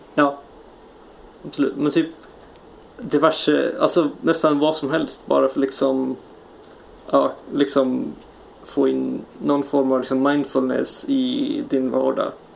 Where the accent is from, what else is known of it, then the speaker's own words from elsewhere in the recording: Sweden; now in Japan; de perks vi har hemma i Sverige